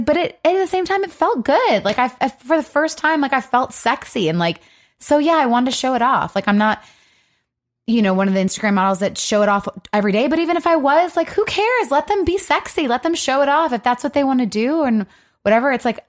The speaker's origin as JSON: {"language": "English", "region": "Michigan", "country": "United States", "said": "Yeah, we're from Michigan, and you've got a tramp stamp."}